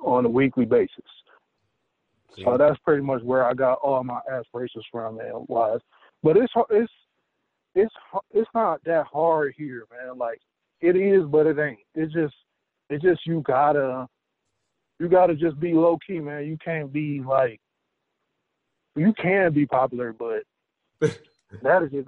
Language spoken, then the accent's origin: English; Southfield, Michigan, United States; also born or lived in Detroit; I was born in Detroit and raised in Southfield, Michigan